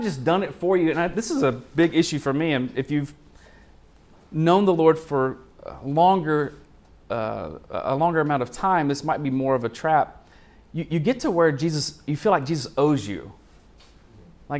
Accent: Arkansas, United States; I'm from Arkansas

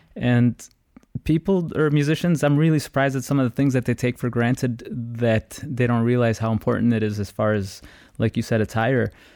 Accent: Chicago, Illinois, United States; I was born and raised in Chicago, come from an Ecuadorian family

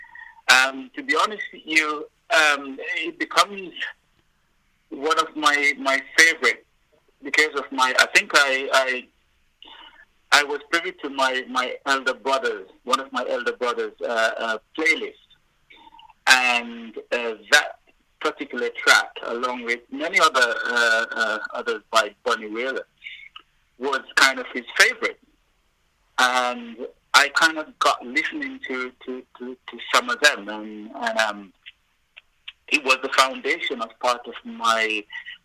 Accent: Trelawny, Jamaica; I was born and bred in Jamaica

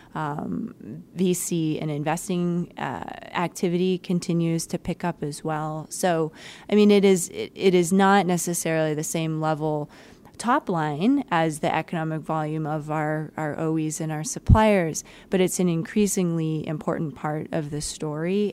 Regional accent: East Coast, United States; now in Detroit, United States; I'm not a native Midwesterner. Uh, I come originally from the East Coast and I worked on the West Coast

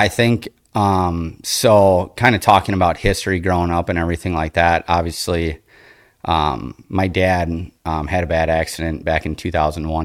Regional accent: Appleton, Wisconsin, United States; I grew up here in the Fox Cities in Appleton

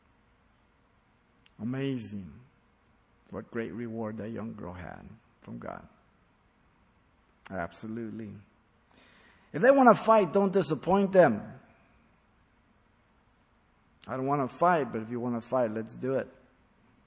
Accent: Mexico City, Mexico; moved away; I was raised a Catholic. I was born in Mexico City.

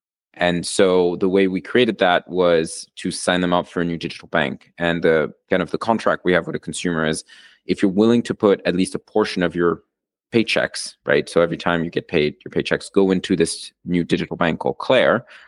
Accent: Argentina; moved away as an adult; also born or lived in Switzerland; now in United States; So I'm originally from Argentina and Switzerland, which basically means the way I got myself into the US was through college. So I came as a student.

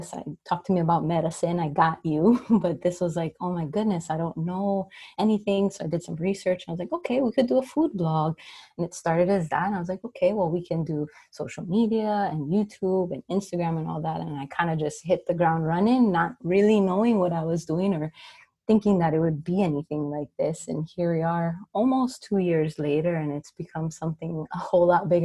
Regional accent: Maui, Hawaii, United States; born and raised on Maui

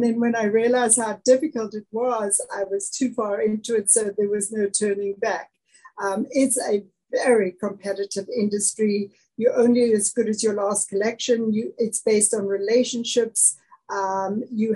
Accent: East London, Eastern Cape, South Africa; now in United States; So I was born and raised in the Eastern Cape of South Africa, a city called East London.

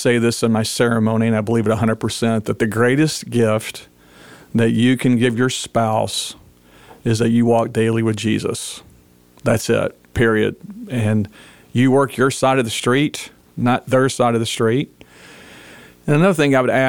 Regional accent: Memphis, Tennessee, United States; moved away as an adult; now in Texas, United States; I grew up in Memphis, Tennessee

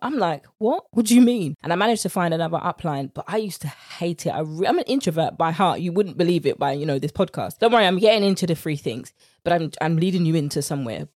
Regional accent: United Kingdom; accent: British; my British accent

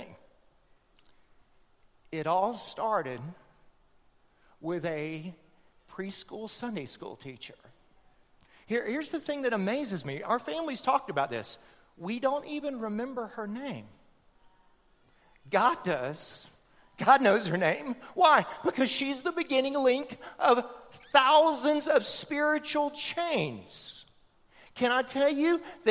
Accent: outside of Tampa, Florida, United States; they moved out of Tampa to the farm that I grew up on outside of Tampa

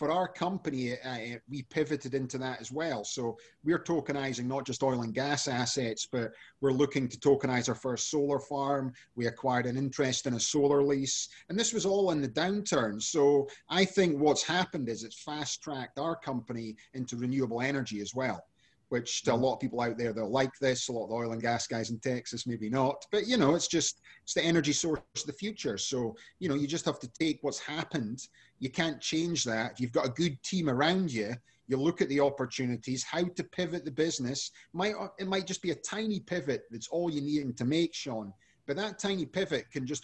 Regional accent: Scotland, United Kingdom; now in San Diego, United States; I'm originally from Scotland, but I live now in San Diego.

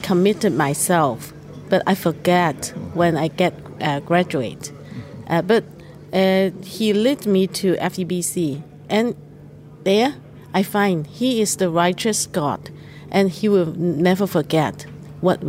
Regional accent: Hong Kong; I came from Hong Kong.

